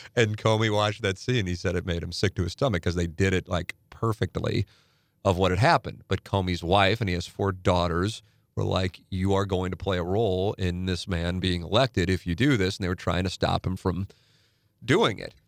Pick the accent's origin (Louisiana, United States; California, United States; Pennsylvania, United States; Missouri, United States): Missouri, United States; St. Louis; I'm in my hometown